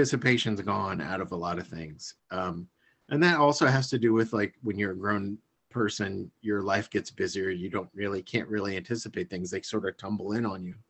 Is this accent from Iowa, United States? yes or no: yes; Iowa, United States; I'm from Iowa